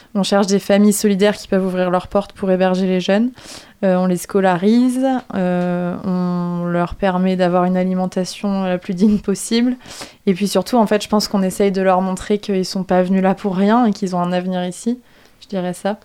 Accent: France; je suis française

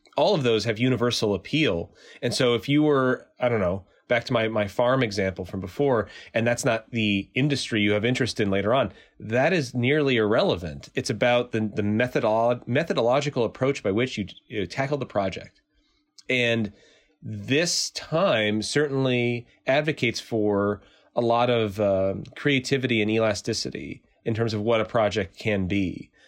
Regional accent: Bristol, Connecticut, United States; moved away; I'm from Bristol, Connecticut, originally

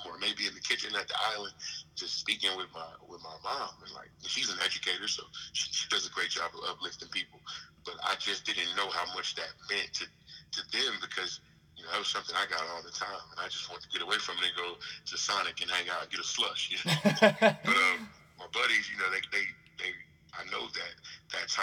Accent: Jasper, Texas, United States; moved away as an adult; I grew up in Jasper, Texas

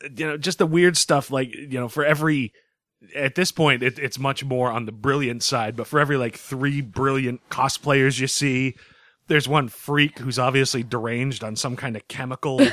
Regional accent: Boston, Massachusetts, United States; I'm from Boston

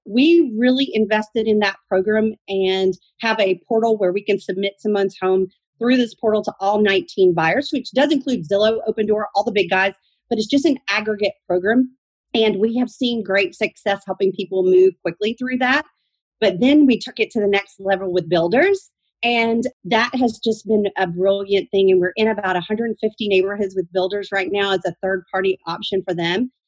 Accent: Athens, Georgia, United States; also born or lived in Atlanta, Georgia; I am a Georgian native

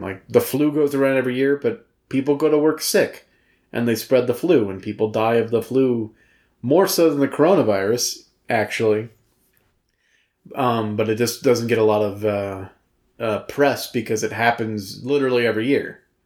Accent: the South, United States; growing up in the South

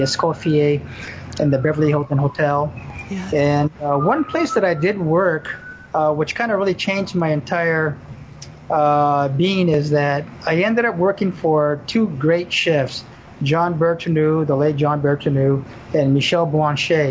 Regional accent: Japan; also born or lived in Burbank, California; now in Honolulu, United States; being born and raised in Japan

